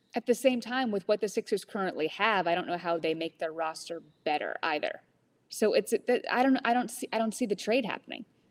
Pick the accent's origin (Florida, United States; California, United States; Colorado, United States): California, United States; moved away; I was born in California